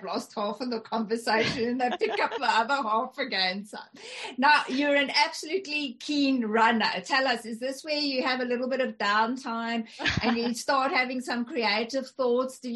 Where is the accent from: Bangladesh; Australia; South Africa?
South Africa; first language English and Afrikaans; I speak two languages fluent, that are, you know, English and Afrikaans, because I'm South African